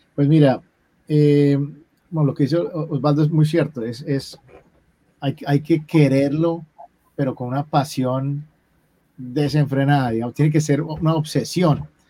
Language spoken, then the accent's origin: Spanish; Colombia; como colombiano